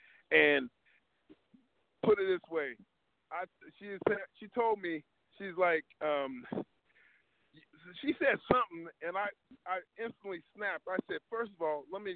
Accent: Ohio, United States; moved away; I'm from Ohio

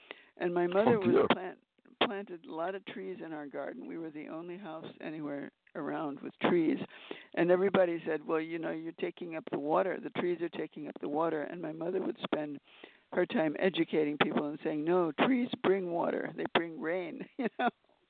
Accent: Mexico City, Mexico; also born or lived in Manhattan, United States; I was born here in Manhattan. And when I was 1 year old, my father went to work in Mexico City, and so he took the family there, my mother and me, and I grew up in Mexico.

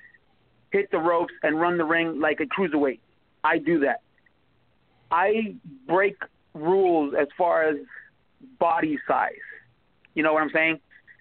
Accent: Puerto Rico; now in United States; I grew up in Puerto Rico

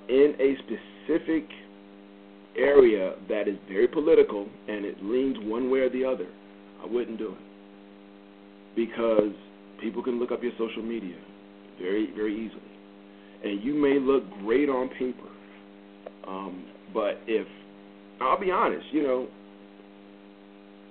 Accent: the North, United States; moved away as an adult; now in the South, United States; I grew up in the North. I now live in the South.

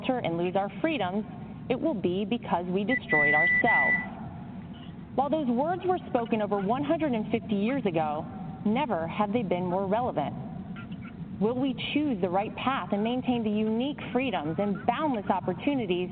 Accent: Wrightsville Beach, North Carolina, United States; moved away as an adult; also born or lived in New York City; I grew up in Wrightsville Beach, North Carolina

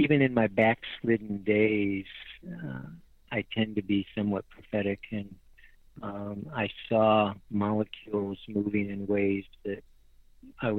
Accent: Western New York, United States; moved away as an adult; also born or lived in Texas / Tennessee; I grew up in Western New York in farm country, baling hay

